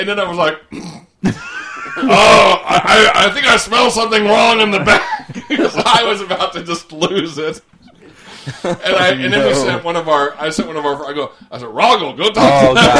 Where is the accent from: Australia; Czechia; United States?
Australia; Oh, we're from Australia.